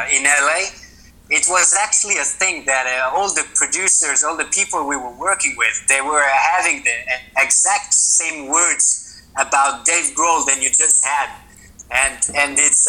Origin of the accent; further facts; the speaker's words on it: France; moved away as an adult; now in Sweden; we are from France, but I moved away like 7 years ago, and now I live in Sweden.